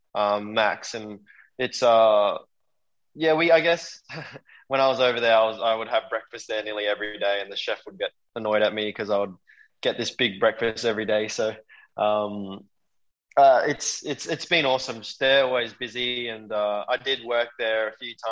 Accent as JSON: {"language": "English", "country": "Australia", "said": "we're both Australian"}